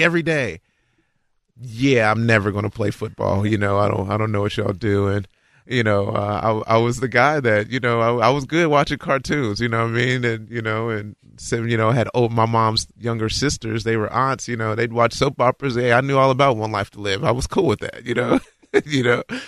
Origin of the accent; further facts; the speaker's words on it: Florence, Kentucky, United States; Born in Florence, Kentucky.